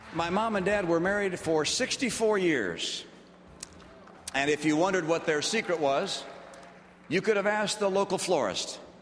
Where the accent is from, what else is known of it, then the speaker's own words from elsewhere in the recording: Michigan, United States; We were Mormons, and growing up in Michigan